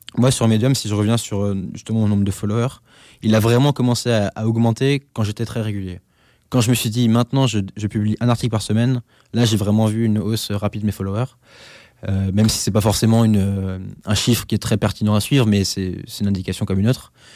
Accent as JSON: {"language": "French", "area": "Alsace", "region": "Grand Est", "country": "France", "said": "Chez moi, en Alsace"}